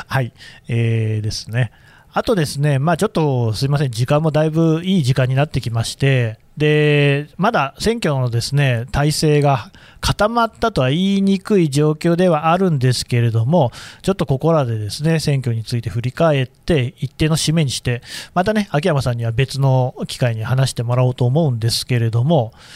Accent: Aichi, Japan; 私の故郷愛知県ですけど

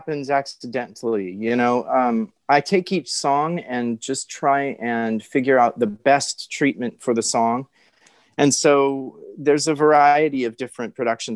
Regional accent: Hawaii, United States; I was born in Hawaii

